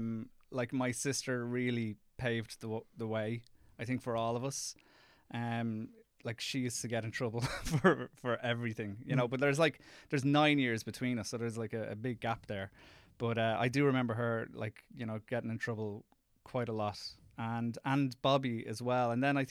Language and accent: English; Ireland; accent: Irish; No, I go in speaking in my Irish accent, which probably isn't the greatest thing.